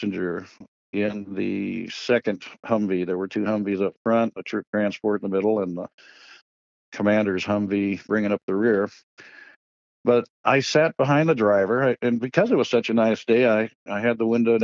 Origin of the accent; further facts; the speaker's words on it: Pacific Northwest, United States; growing up in the Pacific Northwest